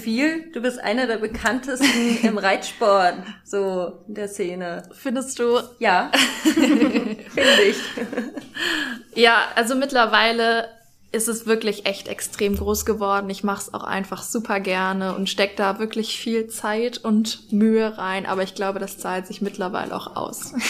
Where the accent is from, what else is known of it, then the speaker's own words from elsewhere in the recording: Hesse, Germany; bei uns in Hessen